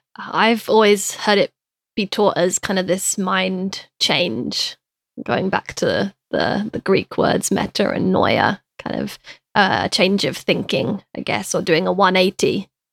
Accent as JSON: {"language": "English", "country": "United Kingdom", "said": "I'm British as well"}